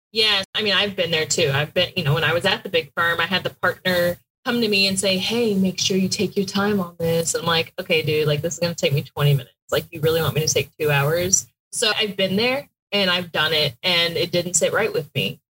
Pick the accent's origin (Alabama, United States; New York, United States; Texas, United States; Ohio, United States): Texas, United States; Houston; moved away as an adult; also born or lived in Pikeville, Kentucky; I'm from Houston, very big city, and I went to college in Pikeville, Kentucky